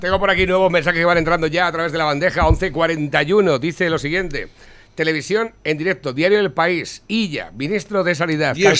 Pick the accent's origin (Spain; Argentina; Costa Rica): Spain; somos muy españoles.